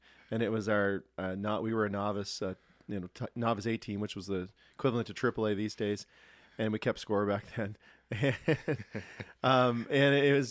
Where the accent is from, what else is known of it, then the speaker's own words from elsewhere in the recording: Cole Harbour, Nova Scotia, Canada; I can remember when Scotia Arena was the rink we played in. That was before Cole Harbour Place existed